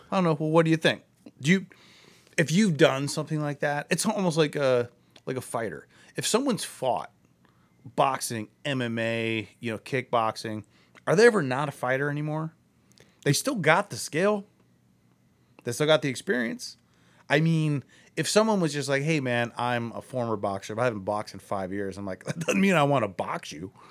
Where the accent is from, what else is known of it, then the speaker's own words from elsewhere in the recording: Akron, Ohio, United States; I'm from Akron.